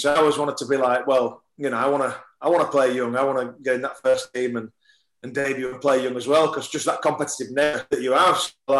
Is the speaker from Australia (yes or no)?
no; Wakefield, Yorkshire and the Humber, United Kingdom; Obviously, it was Wakefield, my hometown team, so all your mates are going to be there and everything else.